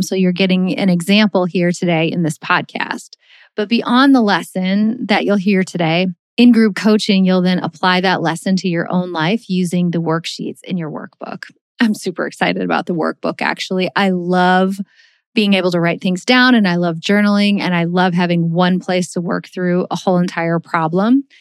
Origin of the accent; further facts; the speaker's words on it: Missouri, United States; we're from Missouri